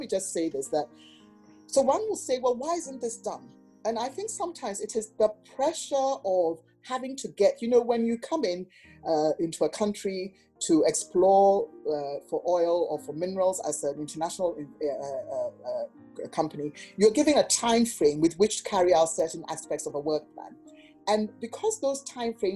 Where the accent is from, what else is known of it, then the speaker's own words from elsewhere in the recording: Ghana; I'm from Ghana.